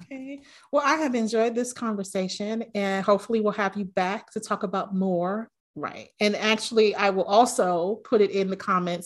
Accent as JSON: {"language": "English", "town": "New York City", "region": "New York", "country": "United States", "tie": "born or raised there", "said": "I grew up in New York, in the Bronx"}